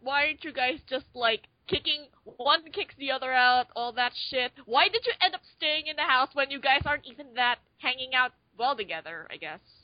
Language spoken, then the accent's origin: English; Philippines; I'm from the Philippines